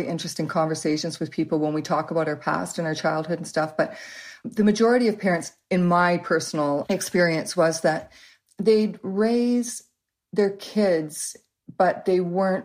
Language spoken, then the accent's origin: English; Waterloo, Ontario, Canada; by the time I was about 4 or 5, we moved to Waterloo, and that's where we've lived ever since